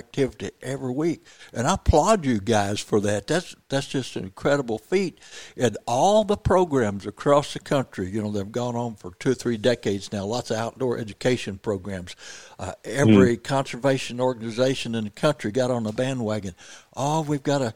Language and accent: English; Missouri, United States; I'm from Missouri, lived here all my life